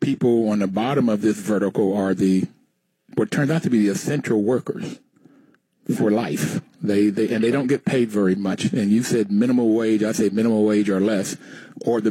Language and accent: English; Bluefield, West Virginia, United States; I grew up in Bluefield, West Virginia, in Appalachia, and I saw poverty firsthand